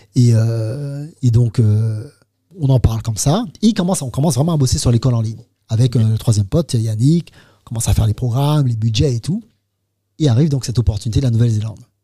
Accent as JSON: {"language": "French", "country": "Martinique", "moved": "as an adult", "said": "je viens de Martinique"}